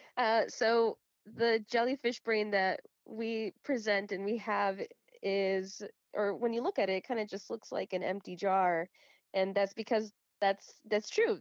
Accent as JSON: {"language": "English", "town": "Chicago", "region": "Illinois", "country": "United States", "tie": "born or raised there", "said": "I'm born and raised in Chicago, uh, Illinois, but my family and everyone before me is from Guatemala."}